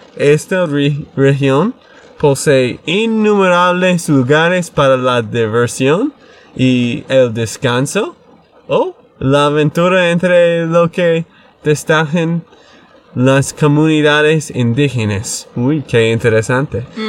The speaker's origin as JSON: {"language": "Spanish", "region": "Texas", "country": "United States", "said": "de Texas, Estados Unidos"}